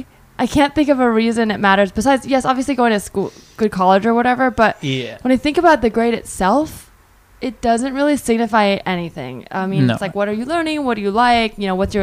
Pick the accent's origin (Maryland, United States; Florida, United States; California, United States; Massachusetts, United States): California, United States; the Bay Area; I grew up in the Bay